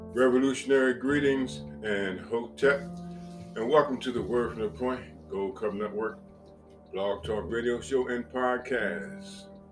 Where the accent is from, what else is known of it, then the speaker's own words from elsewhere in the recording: Piscataway, New Jersey, United States; moved away; also born or lived in East Orange, New Jersey / Richmond; I remember that home on Oak Street in Piscataway, New Jersey. We moved from East Orange, New Jersey to Piscataway